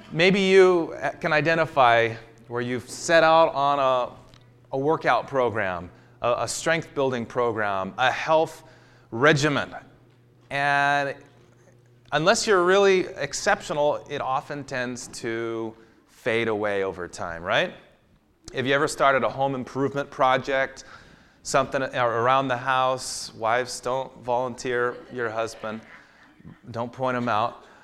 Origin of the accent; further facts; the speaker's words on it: Walla Walla, Washington, United States; I grew up in Walla Walla, Washington.